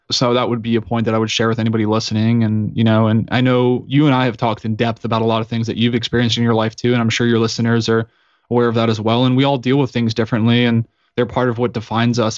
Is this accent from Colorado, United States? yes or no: yes; Woodland Park, Colorado, United States; I'm from Colorado at a small town called Woodland Park, which is about eighty-five hundred feet up in the mountains